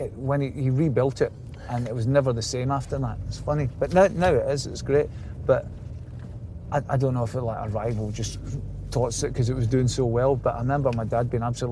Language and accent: English; Greenock, Scotland, United Kingdom; I'm from Greenock originally, so it was kind of like the local team stuff